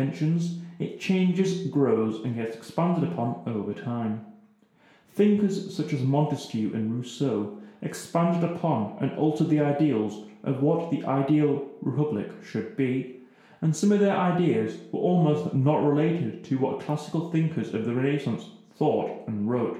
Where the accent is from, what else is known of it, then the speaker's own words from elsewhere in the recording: England, United Kingdom; being English